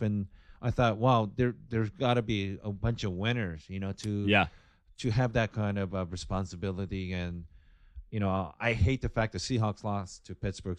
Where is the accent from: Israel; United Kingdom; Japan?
Japan; moved away; also born or lived in Seattle; growing up in Japan, small country.